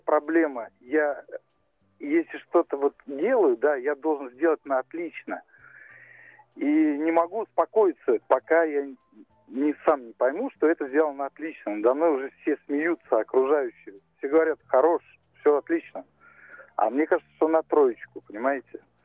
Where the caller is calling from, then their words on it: Moscow Oblast, Russia; я звоню из Подмосковья